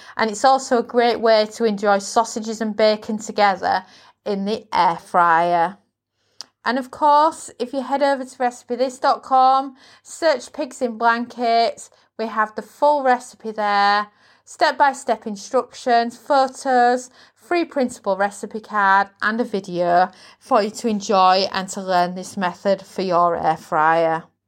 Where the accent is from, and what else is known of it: United Kingdom